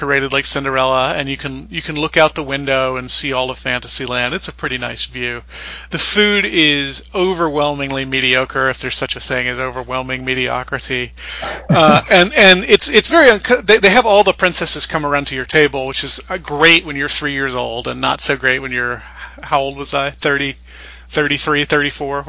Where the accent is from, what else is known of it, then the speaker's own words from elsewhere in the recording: the South, United States; I'm from the South